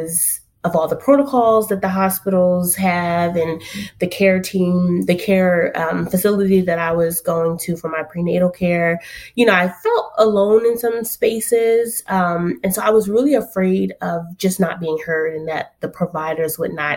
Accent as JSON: {"language": "English", "town": "Philadelphia", "region": "Pennsylvania", "country": "United States", "tie": "born or raised there", "also_born_or_lived": "Tuskegee, Alabama / Washington, D.C. / Texas", "moved": "as an adult", "lives_now": "North Carolina, United States"}